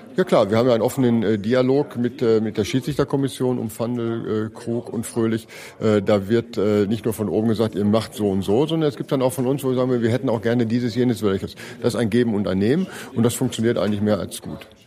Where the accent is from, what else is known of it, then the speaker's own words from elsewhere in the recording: Ruhr area, North Rhine-Westphalia, Germany; ich komme aus dem Ruhrgebiet